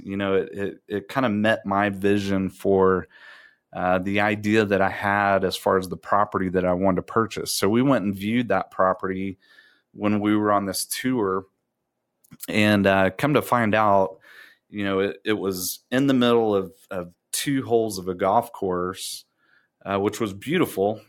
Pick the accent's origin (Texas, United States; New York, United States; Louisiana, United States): Texas, United States; Round Rock; also born or lived in Abilene, Texas; grew up in Round Rock, Texas